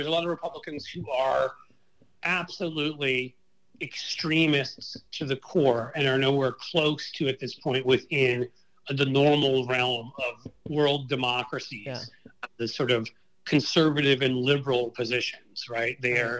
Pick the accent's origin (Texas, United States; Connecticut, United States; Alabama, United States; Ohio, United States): Ohio, United States; I think Ohio, my home state, is back in play.